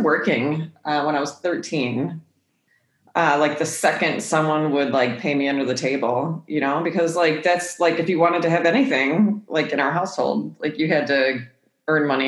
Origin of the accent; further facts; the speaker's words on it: Midwest, United States; also born or lived in California; I was born all the way in California, but we're from the Midwest. California got too expensive for my mom by the time she had my brother, her third kid, so we came back to the Midwest